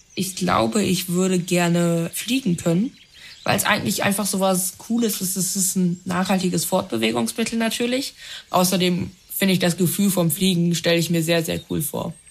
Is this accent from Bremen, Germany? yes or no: yes; Bremen, Germany; ich komme aus Bremen